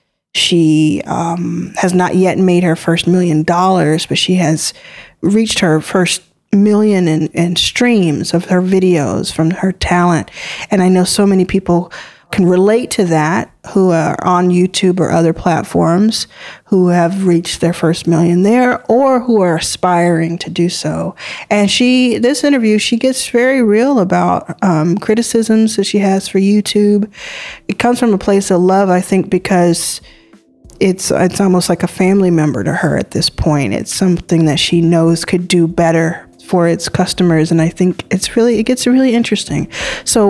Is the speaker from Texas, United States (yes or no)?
yes; Texas, United States; I'm Texan and American